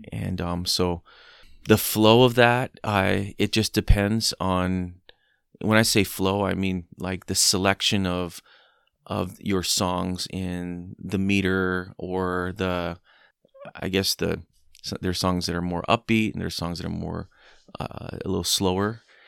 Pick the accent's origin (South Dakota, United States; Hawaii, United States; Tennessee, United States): Hawaii, United States; I grew up in Hawaii